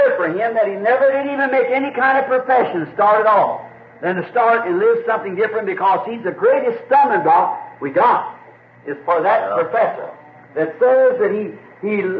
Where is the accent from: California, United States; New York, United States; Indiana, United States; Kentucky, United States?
Kentucky, United States; I was born up here in Kentucky, where it's very primitive, especially back when I was a kid.